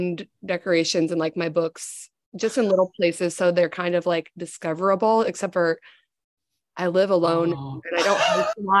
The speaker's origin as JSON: {"language": "English", "region": "Iowa", "country": "United States", "moved": "yes", "lives_now": "Chicago, United States", "said": "I am from Iowa."}